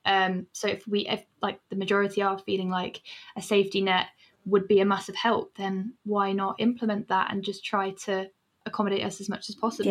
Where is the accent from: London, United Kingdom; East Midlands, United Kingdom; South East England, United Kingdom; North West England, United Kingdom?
East Midlands, United Kingdom; Northampton; now in Sheffield, United Kingdom; I'm from Northampton